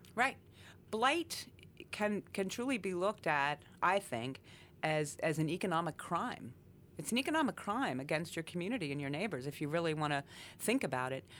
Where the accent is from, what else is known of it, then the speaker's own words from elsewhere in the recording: Coal Region, Pennsylvania, United States; I was born and raised in the Cole region